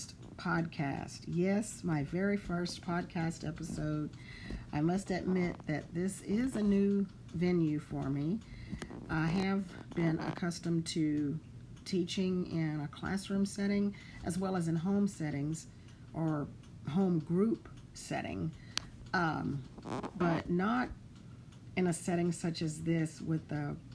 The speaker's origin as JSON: {"language": "English", "town": "Lake Charles", "region": "Louisiana", "country": "United States", "tie": "born or raised there", "moved": "as an adult", "lives_now": "Houston, United States", "said": "I'm from Southwest Louisiana. I was born in Lake Charles, and I lived in Lake Charles, Louisiana until the age of 27."}